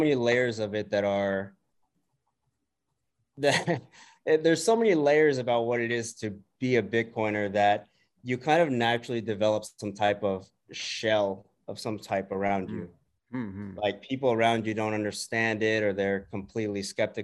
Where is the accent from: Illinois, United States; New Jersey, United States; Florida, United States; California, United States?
California, United States; Bay Area; I'm born and raised in the Bay Area